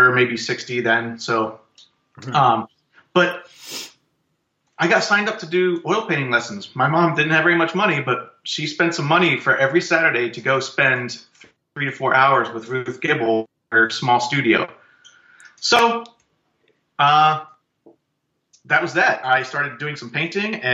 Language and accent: English; Pennsylvania, United States; also born or lived in Lebanon, Pennsylvania / Minneapolis, Minnesota; I was born and raised here in Pennsylvania. Actually born in Lebanon, Pennsylvania